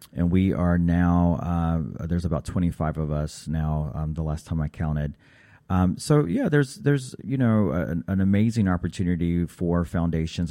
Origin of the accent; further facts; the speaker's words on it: Raleigh, North Carolina, United States; my home in Raleigh, North Carolina